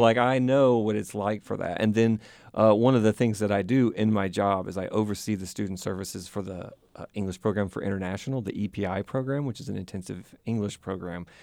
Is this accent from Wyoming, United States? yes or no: no; Vicksburg, Mississippi, United States; moved away as an adult; also born or lived in Jackson, Mississippi / Tanzania; now in South Carolina, United States; I am originally from Mississippi